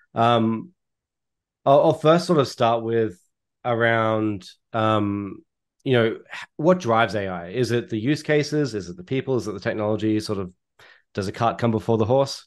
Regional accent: Australia; accent: Australian; now in Toronto, Canada; my accent is Australian, and I'm based out of Toronto, Canada

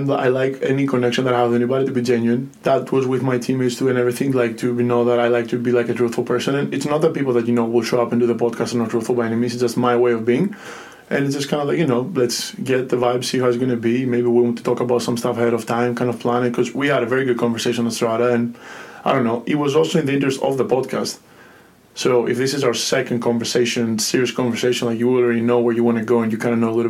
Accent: Greece; English is a second language; So I come from Greece and Spain, uh, born in Greece and raised like in a household with Spanish mother, Greek dad, both things were very prominent.

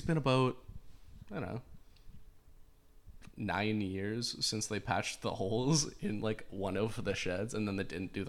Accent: North Vancouver, British Columbia, Canada; I'm also from North Van. Yes. North Van is, well, born and raised there.

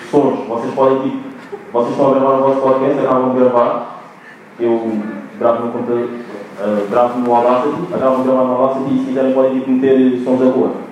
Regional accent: Angola; moved away; eu nasci em Angola e nós em Angola dizemos guarda-fato.

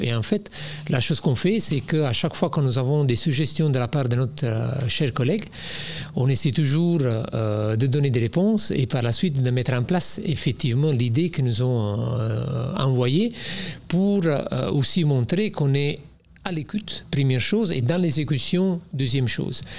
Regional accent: Naples, Campania, Italy; French is a second language; moved away as an adult; now in Belgium; je viens de Napoli

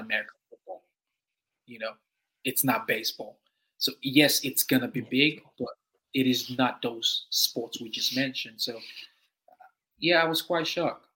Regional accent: Nigeria; now in Canberra, Australia; being Nigerian

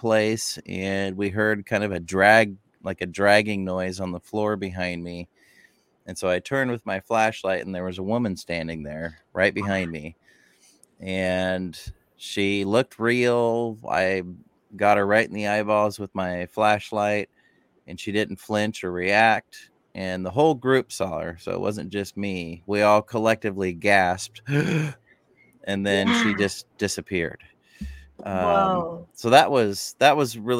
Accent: Boise, Idaho, United States; moved away as an adult; now in Port Gamble, United States; I'm originally from Boise, Idaho, and I've been up in Washington State for 20 some years now

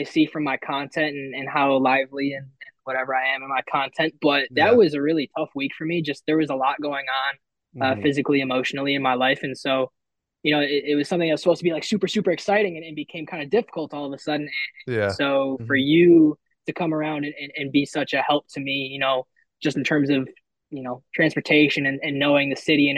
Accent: Chicago, Illinois, United States; my hometown of Chicago

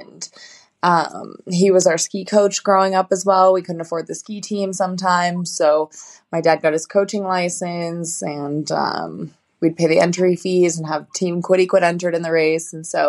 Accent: Park City, Utah, United States; I actually grew up in a small town just out of Salt Lake called Park City, Utah. My dad was a big ski bum, essentially, and raised my family there.

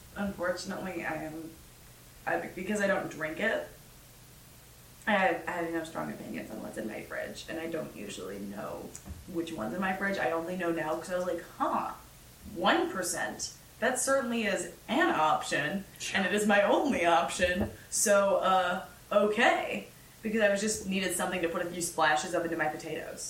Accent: Minnesota, United States; born or raised there; moved away

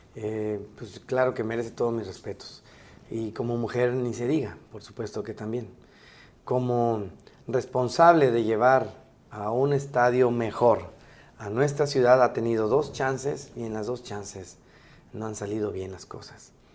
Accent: Mexico; como mexicanos

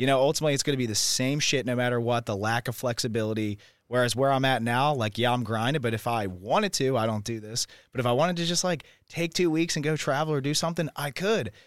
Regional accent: Philadelphia, Pennsylvania, United States; now in Austin, United States; I'm also thirty years old and from Philadelphia, Pennsylvania.

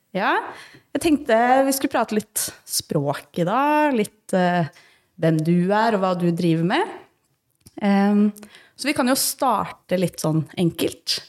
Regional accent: Northern Norway, Norway; accent: nordnorsk and østlandsk; Jeg snakker jo to dialekter. Jeg snakker jo nordnorsk ah, og østlandsk.

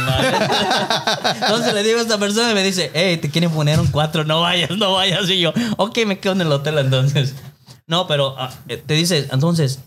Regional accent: Mexico; now in California, United States; soy mexicano, mexicano

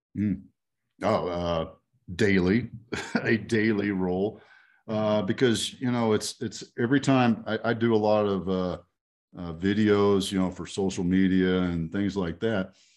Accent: Texas, United States; I, I grew up in Texas

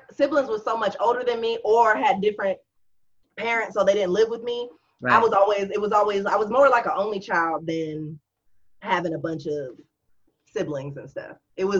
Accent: Bossier City, Louisiana, United States; born there; I was born August 4th, 1986, in Bossier City, Louisiana.

